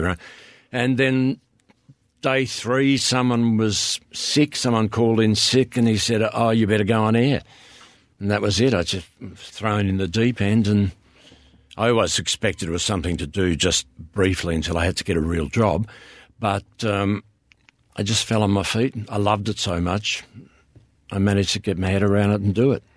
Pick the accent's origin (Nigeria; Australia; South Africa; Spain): Australia; Swan Hill, Victoria; I grew up in Swan Hill